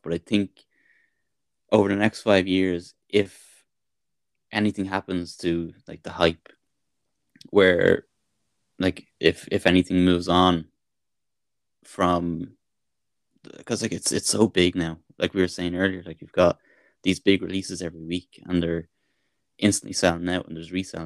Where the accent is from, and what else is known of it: Dublin, Leinster, Ireland; born or raised there